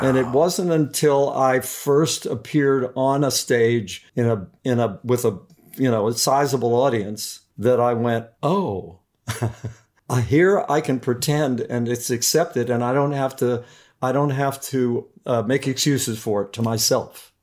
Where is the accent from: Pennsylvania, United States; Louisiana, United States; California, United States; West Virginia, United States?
West Virginia, United States; Beckley; owned a restaurant in a, in a coal mining town in West Virginia, uh, called Beckley, West Virginia. And so I grew up